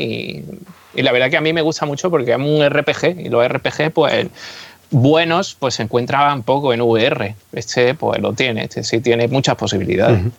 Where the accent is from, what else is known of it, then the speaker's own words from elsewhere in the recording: Spain; first language Spanish; los que somos de España